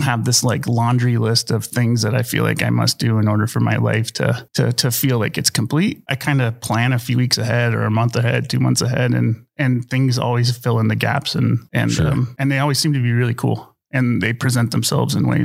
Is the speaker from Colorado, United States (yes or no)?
yes; Colorado, United States; I grew up in Colorado.